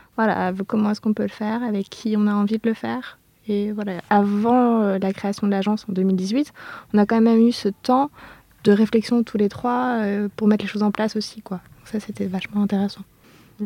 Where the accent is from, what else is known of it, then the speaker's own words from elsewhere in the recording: Clermont-Ferrand, Auvergne-Rhône-Alpes, France; moi je suis née à Clermont-Ferrand en plein centre-ville